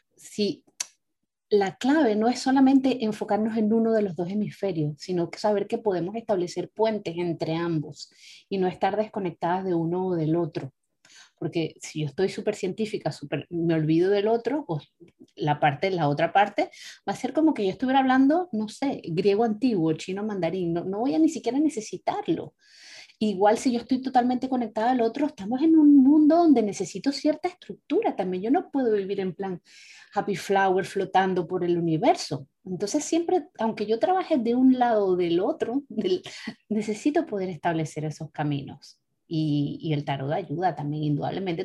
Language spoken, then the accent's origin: Spanish; Venezuela; now in Europe; nuestros orígenes son de, de, Venezuela, nosotros somos venezolanas las tres